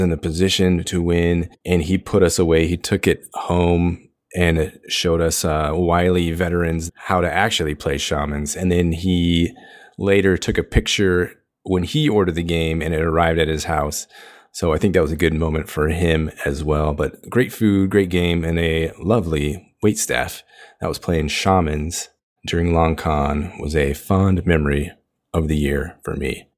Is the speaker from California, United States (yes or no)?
yes; Long Beach, California, United States; my hometown of Long Beach, California